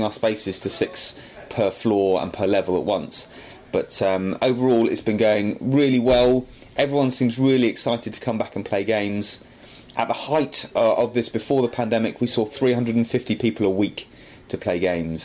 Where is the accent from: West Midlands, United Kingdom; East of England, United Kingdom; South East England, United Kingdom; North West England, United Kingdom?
South East England, United Kingdom; Aldershot; come back and run the game shop in my hometown